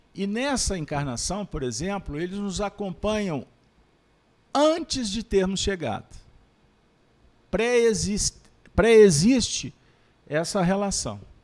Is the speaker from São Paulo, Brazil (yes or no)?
no; Pedro Leopoldo, Minas Gerais, Brazil; nasci em Pedro Leopoldo, terra do Chico